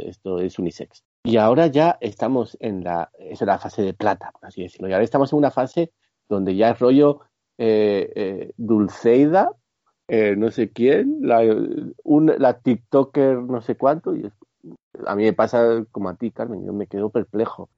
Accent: Gijón, Asturias, Spain; Yo soy de Gijón

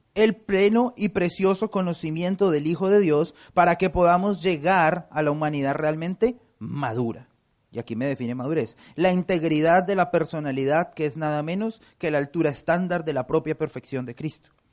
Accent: Colombia; now in United States; En mi país, en Colombia

